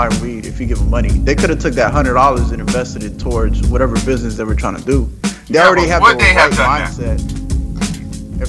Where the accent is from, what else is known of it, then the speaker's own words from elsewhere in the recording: Dominican Republic; I'm from DR, I'm from Dominican